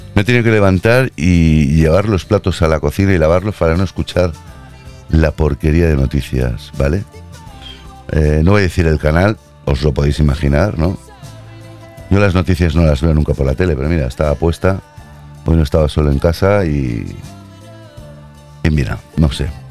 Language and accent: Spanish; Catalonia, Spain; Yo soy de aquí nacido catalán